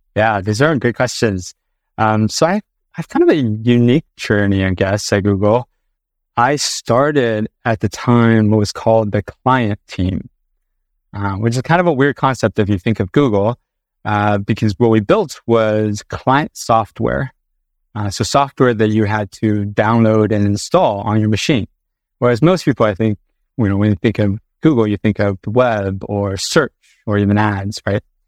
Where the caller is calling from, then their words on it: Sunnyvale, California, United States; I am calling in from California today, uh, specifically Sunnyvale, California